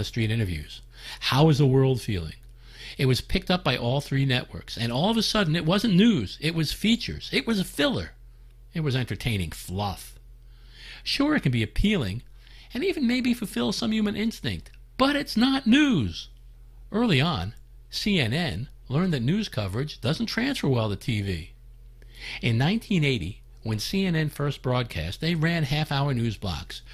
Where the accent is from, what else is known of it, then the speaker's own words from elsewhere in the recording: New York metropolitan area, United States; Growing up in the New York metropolitan area